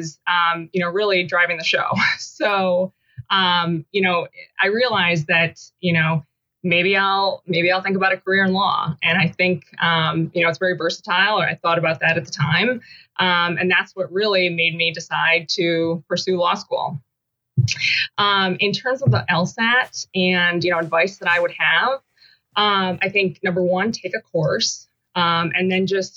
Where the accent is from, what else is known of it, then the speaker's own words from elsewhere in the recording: Syracuse, New York, United States; also born or lived in West Coast; I grew up in Syracuse